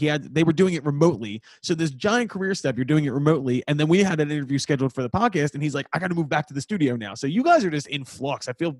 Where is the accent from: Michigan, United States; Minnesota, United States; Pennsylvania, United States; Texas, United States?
Pennsylvania, United States; Philadelphia; accent: Northeast Philly; I was going to have to kill the accent a little bit because if I'm like just having a conversation, I'll start very properly. But by like middle of the conversation, I'm throwing dudes out there. Like I'm Northeast Philly.